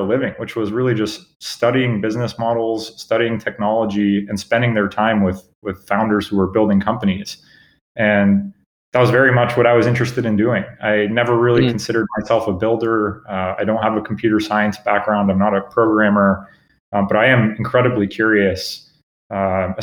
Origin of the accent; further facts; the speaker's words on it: Cupertino, California, United States; also born or lived in Germany / Los Angeles, California / Bosnia; I grew up in Cupertino, a few blocks away from Apple headquarters